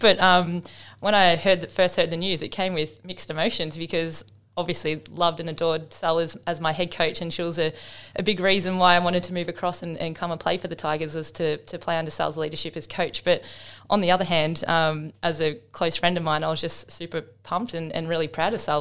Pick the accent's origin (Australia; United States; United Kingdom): Australia; Melbourne, Victoria; moved away as an adult; now in Tasmania, Australia; I am from Melbourne